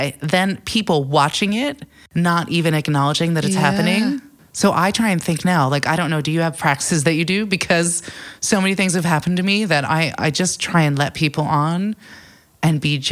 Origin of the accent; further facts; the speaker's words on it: United States; moved away as an adult; also born or lived in New York City, United States; now in London, United Kingdom; being in London as an American where, you know, when I lived in New York City